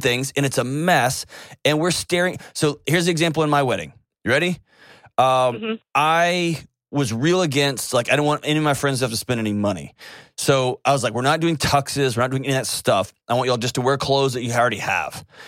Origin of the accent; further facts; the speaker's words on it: Houston, Texas, United States; moved away; Houston, my hometown